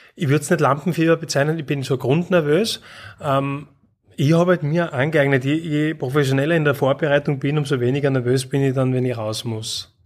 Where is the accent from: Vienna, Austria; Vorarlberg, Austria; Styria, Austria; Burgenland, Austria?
Styria, Austria; Graz; Ich bin in Graz aufgewachsen.